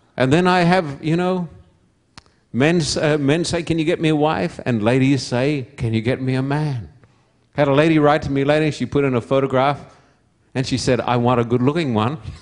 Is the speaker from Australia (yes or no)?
yes; Somerset Dam, Queensland, Australia; moved away; also born or lived in Esk, Queensland; I was born in Esk, a little town that if you blink your eyes as you drive through, you'll miss it. Little town about sixty, seventy, eighty miles from Brisbane, which is the capital of Queensland. And I was brought up at Somerset Dam